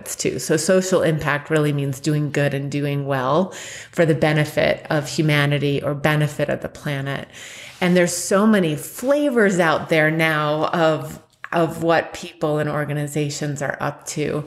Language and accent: English; New York, United States; I grew up in New York